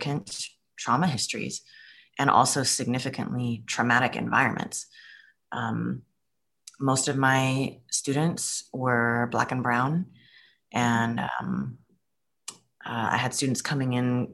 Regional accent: California, United States; I'm originally from California

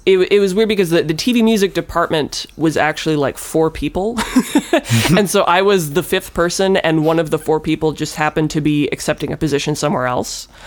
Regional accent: near Milwaukee, Wisconsin, United States; moved away as an adult; also born or lived in Los Angeles; I'm from Wisconsin, close-ish to Milwaukee

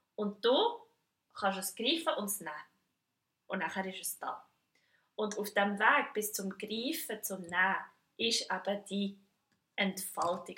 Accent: Switzerland; ich als Schweizerin

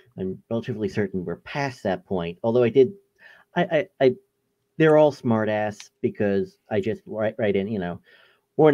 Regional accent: New York, United States; I'm from New York

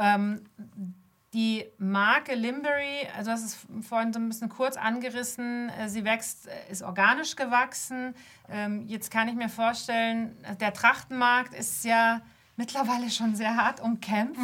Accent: Munich, Bavaria, Germany; ich bin Münchner Kind, ich, ich komme hierher, meine Familie ist urbayerisch

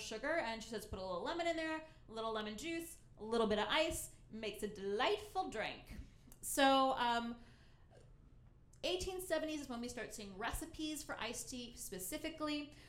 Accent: Ohio, United States; my home state of Ohio

